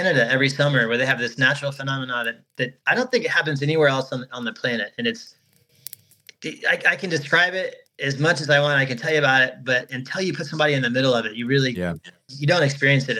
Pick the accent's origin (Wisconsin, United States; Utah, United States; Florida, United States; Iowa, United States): Florida, United States; also born or lived in Colorado; I moved from my home state of Florida